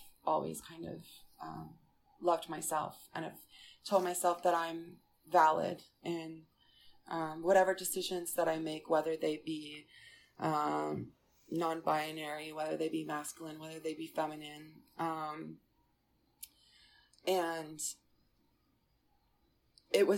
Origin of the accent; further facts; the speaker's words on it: Westchester, New York, United States; moved away as an adult; also born or lived in Florida; growing up in Westchester, New York, I had a really supportive family, and my high school was supportive.